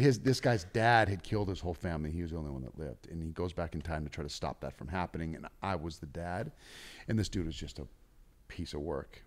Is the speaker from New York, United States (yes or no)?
no; North Dakota, United States; now in Los Angeles, United States; we're both from North Dakota